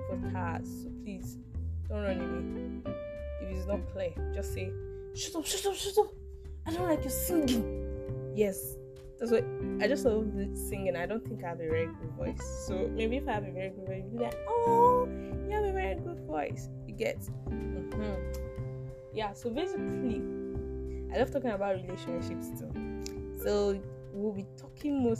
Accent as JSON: {"language": "English", "area": "Ikwerre", "region": "Imo", "country": "Nigeria", "said": "I hail from Imo State, Ukwere, to be precise."}